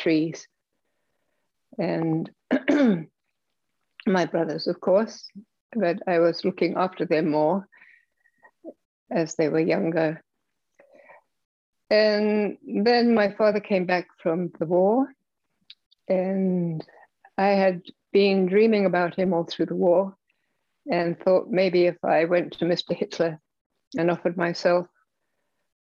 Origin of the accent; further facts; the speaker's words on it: London, England, United Kingdom; Well, I was born in England. In London, shortly before World War II, 1938.